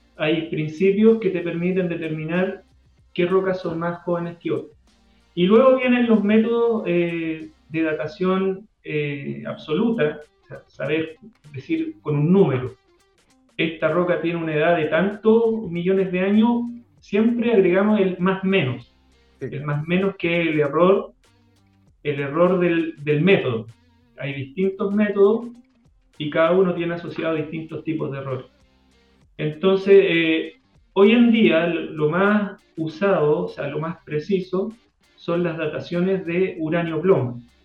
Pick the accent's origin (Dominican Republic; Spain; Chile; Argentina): Chile; also born or lived in Switzerland; como chilenos